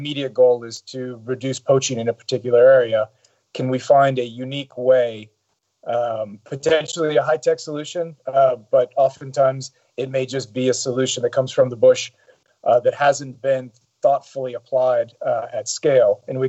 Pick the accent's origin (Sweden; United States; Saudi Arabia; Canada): Saudi Arabia; also born or lived in Europe / Middle East; I probably have a slightly unique perspective for an American. I grew up in Saudi Arabia, spent about half of my early life living in Europe, in the Middle East.